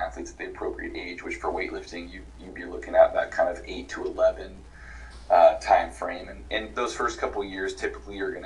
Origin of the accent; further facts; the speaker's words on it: West Coast, United States; I'm from the West Coast